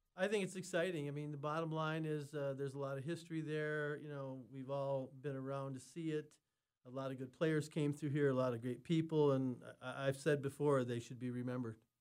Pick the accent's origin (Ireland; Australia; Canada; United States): United States; Minnesota; I'm from Minnesota